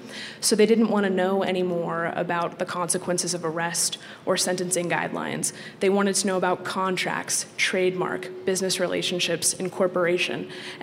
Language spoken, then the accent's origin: English; Florida, United States; And I'm from Florida